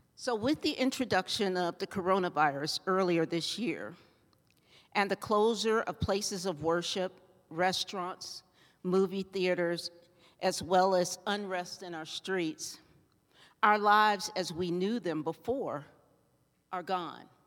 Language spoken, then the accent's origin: English; Ohio, United States; now in Colorado, United States; I grew up in Ohio